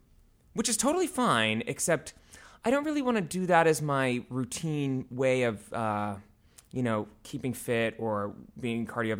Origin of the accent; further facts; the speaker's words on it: Avon, Massachusetts, United States; I am from Avon, Massachusetts, yes.